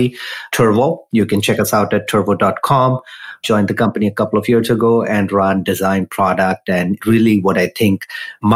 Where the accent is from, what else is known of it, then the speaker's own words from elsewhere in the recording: India; moved away as an adult; also born or lived in San Jose; now in United States; I grew up in India